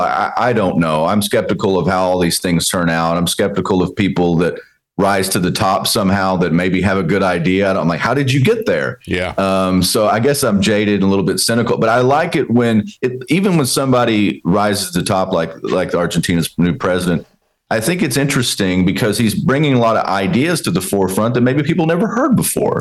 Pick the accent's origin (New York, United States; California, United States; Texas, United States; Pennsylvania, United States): Texas, United States; growing up in Texas, uh, watching my dad